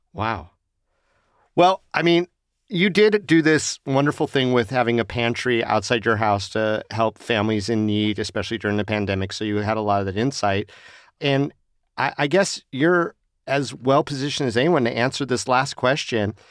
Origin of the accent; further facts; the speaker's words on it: Las Vegas, Nevada, United States; Growing up in Las Vegas